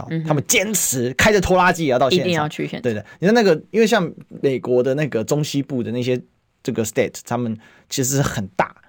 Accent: Kaohsiung, Taiwan; 对，然后再给他称赞。我们高雄人

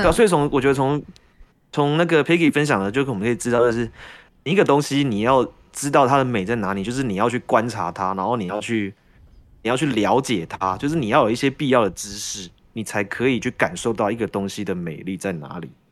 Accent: Taiwan; 我们台湾人

